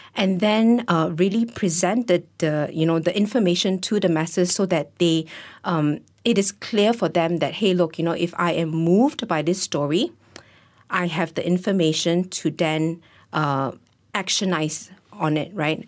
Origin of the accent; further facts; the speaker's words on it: Malaysia; as a Malaysian